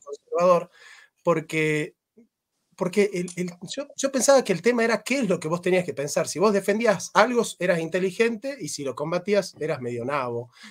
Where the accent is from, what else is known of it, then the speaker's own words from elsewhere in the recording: Argentina; nosotros los argentinos